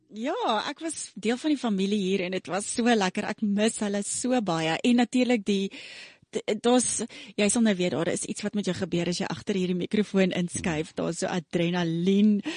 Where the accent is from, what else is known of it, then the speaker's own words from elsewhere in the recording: Pretoria, Gauteng, South Africa; also born or lived in Rustenburg / Cleveland, Ohio; ek is gebore in Rustenburg, groot geword in Pretoria